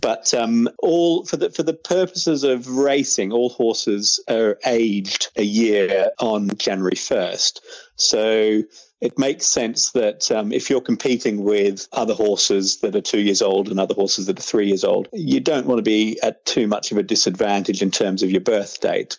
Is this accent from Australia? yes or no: yes; Australia; moved away as an adult; now in England, United Kingdom; growing up in Australia